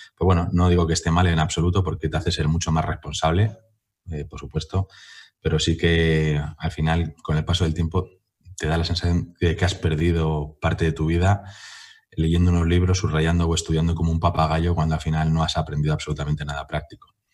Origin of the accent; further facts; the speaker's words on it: Madrid, Community of Madrid, Spain; en mi pueblo, que no deja de ser Madrid la latina